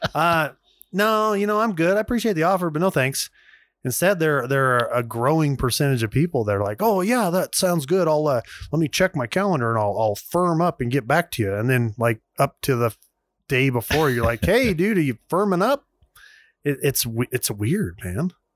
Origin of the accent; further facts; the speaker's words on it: Vernal, Utah, United States; growing up in Vernal, Utah